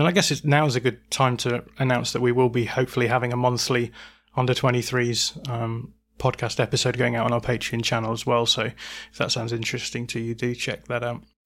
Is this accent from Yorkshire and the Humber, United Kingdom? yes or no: yes; Bradford, Yorkshire and the Humber, United Kingdom; now in Lancashire, United Kingdom; I'm a true Yorkshireman, I'll have you know. I was born in the Bradford Royal Infirmary, no less.